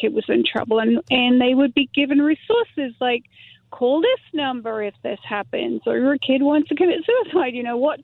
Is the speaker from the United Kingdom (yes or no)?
yes; England, United Kingdom; moved away as an adult; now in Simi Valley, United States; I'm from England, and when I was working in England